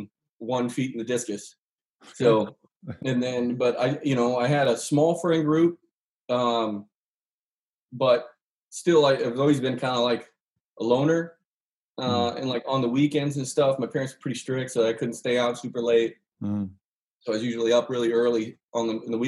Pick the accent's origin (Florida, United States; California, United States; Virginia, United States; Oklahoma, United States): California, United States; Woodland; moved away as an adult; also born or lived in Athens, Georgia / Ashland; I grew up Mormon in Woodland, California